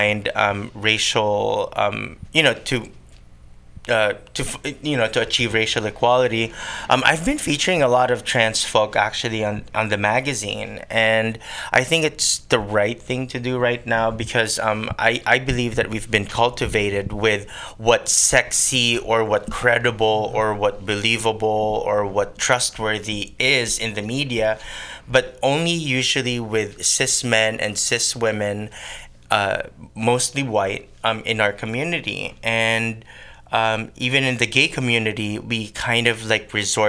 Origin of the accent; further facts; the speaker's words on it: Philippines; accent: Tagalog accent; English is a second language; moved away as an adult; now in San Francisco Bay Area, United States; I was born and raised in the Philippines. And I moved here in 2003